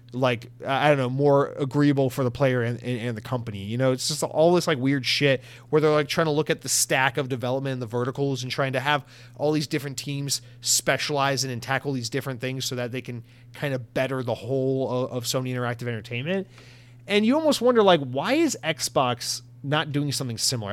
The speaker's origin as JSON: {"language": "English", "country": "United States", "said": "as an American"}